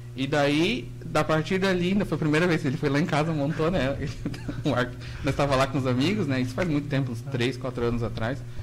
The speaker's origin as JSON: {"language": "Portuguese", "town": "Joinville", "region": "Santa Catarina", "country": "Brazil", "said": "Eu sou de Joinville"}